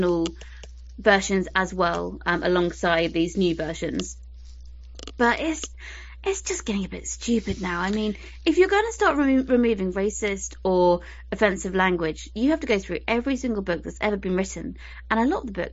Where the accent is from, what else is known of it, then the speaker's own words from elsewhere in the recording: United Kingdom; I'm British